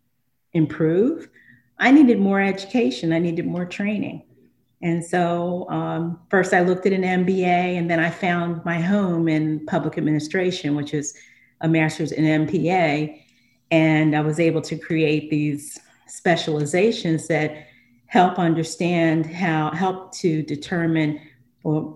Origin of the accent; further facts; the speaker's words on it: Philadelphia, Pennsylvania, United States; now in Delaware, United States; I grew up in Philadelphia